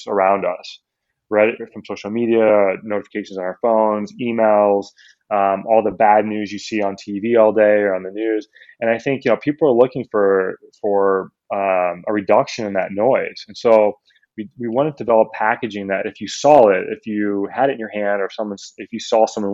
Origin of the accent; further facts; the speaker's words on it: Midwest, United States; I grew up in the Midwest